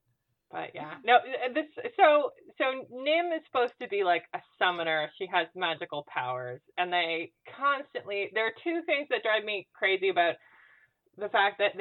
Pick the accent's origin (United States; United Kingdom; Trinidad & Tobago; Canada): Canada; I'm Canadian